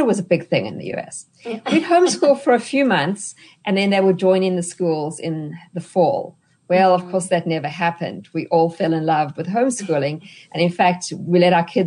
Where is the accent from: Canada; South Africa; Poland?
South Africa; moved away as an adult; now in United States; you can hear from my accent that I'm not a native-born American. I'm actually South African